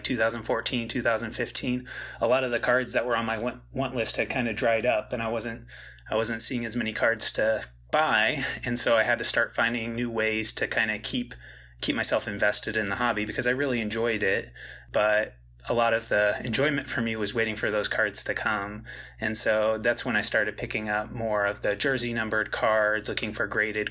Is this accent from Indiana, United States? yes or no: no; Central Illinois, United States; I grew up in Central Illinois